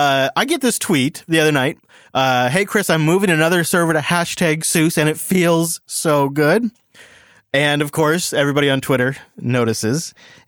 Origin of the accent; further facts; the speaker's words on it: Germany; English is a second language; I mean, yes, I'm from Germany.